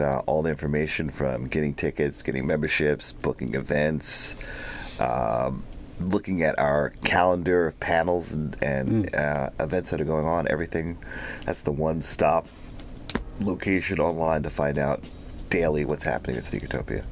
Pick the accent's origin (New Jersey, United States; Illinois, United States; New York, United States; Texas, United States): New York, United States; moved away; I'm from New York